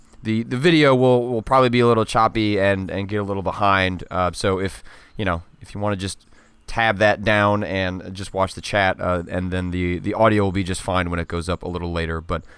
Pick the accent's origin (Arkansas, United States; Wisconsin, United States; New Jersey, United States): Wisconsin, United States; born there; No, I was born in Wisconsin.